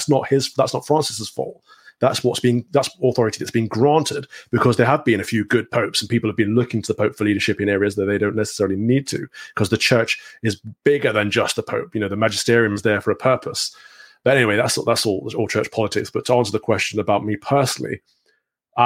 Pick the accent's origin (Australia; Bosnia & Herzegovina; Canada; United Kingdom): United Kingdom; England; I'm an Englishman